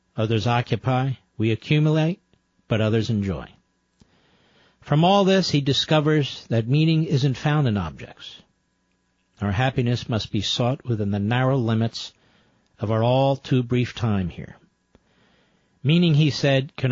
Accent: Philadelphia, Pennsylvania, United States; Growing up in Philadelphia

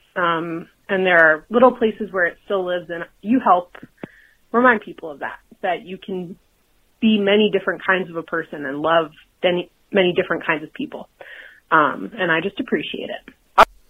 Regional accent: New Hampshire, United States; now in Boston, United States; I'm from New Hampshire originally

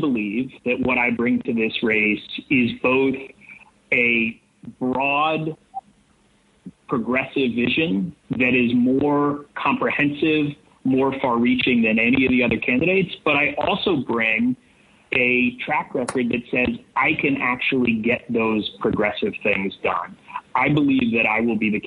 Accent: New York City, New York, United States; I grew up in New York City in the 1970s and 80s

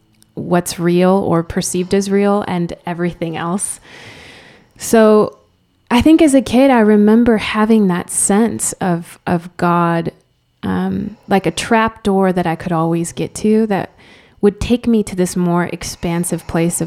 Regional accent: Spain; first language Spanish; English is a second language; now in United States; there was no difference between me and all my Spanish friends, and went to Spanish public school. My first language was Spanish. My real kind of cultural association is in Spain.

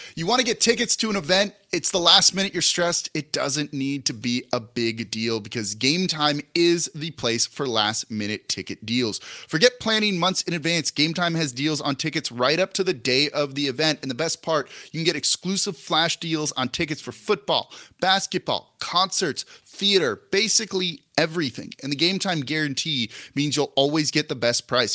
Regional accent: Los Angeles, California, United States; now in New Orleans, United States; I'm from Los Angeles originally. My entire family still lives out there

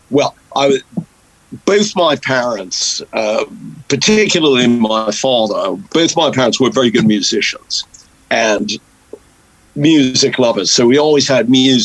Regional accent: Marblehead, Massachusetts, United States; moved away as an adult; also born or lived in Boston / Maine; now in United Kingdom; I grew up in coastal Massachusetts

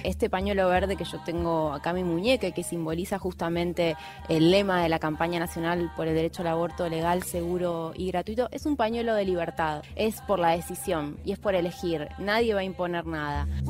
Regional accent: Ramos Mejía, Buenos Aires Province, Argentina; estaba en el patio de mi casa en Ramos

